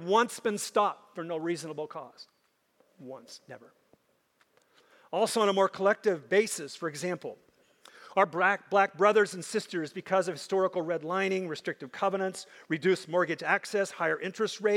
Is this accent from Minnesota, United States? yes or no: yes; Minnesota, United States; I grew up in Minnesota, and I grew up with lots of Native Americans